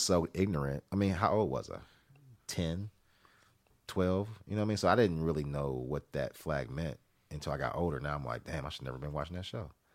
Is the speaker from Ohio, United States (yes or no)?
yes; Columbus, Ohio, United States; the city where I grew up in Columbus, Ohio